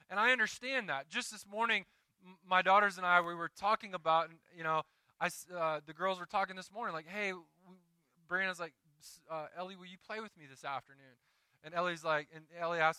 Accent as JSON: {"language": "English", "region": "Deep South", "country": "United States", "tie": "born or raised there", "moved": "yes", "said": "I grew up in the Deep South where when you went to church, you got a card every year during election time"}